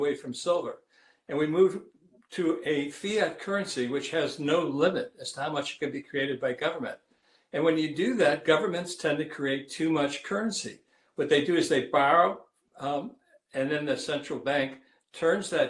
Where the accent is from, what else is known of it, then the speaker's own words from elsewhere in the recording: Ohio, United States; when I was growing up in Ohio in the 1950s